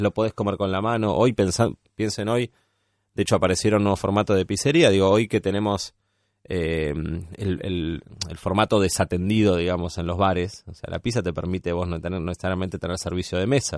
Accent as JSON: {"language": "Spanish", "town": "San Fernando", "region": "Buenos Aires Province", "country": "Argentina", "moved": "as an adult", "said": "Nosotros somos de, provincia de Buenos Aires, eh, él es de Martínez, yo soy de San Fernando Tigre"}